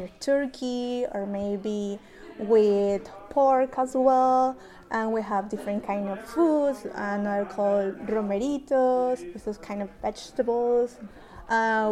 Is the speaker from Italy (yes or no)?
no; Mexico; now in Canada; I am from Mexico